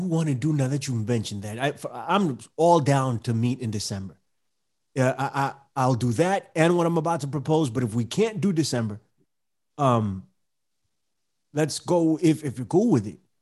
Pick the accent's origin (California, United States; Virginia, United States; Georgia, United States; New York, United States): New York, United States; New York City; from the Bronx